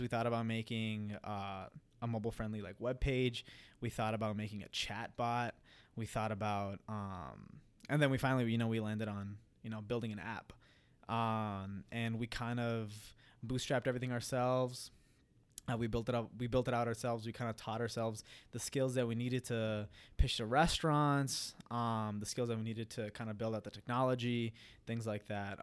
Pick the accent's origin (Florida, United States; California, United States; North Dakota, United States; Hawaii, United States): North Dakota, United States; Fargo; moved away as an adult; also born or lived in Queens, New York / Punjab, India; now in Minneapolis, United States; I was born and raised in Queens, New York. I lived there for eight years. And then eventually my parents moved, my parents moved to, um, Fargo, North Dakota